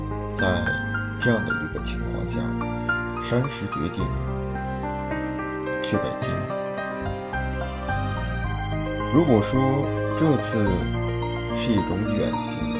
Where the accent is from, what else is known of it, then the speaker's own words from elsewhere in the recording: Shanxi, China; moved away as an adult; also born or lived in Beijing; 我的老家在山西，距离北京四百八十点七公里。